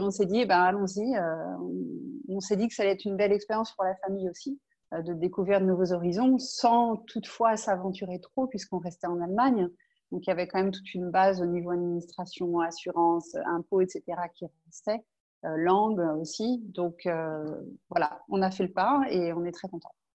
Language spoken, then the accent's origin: French; Angers, Pays de la Loire, France; moved away as an adult; now in Munich, Germany; je suis d'Angers. Je suis née à Angers